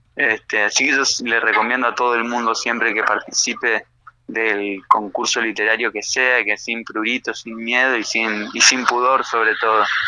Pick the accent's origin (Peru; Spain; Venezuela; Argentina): Argentina; Resistencia, Chaco; moved away as an adult; now in Buenos Aires, Argentina; Yo soy chaqueño, nacido en Resistencia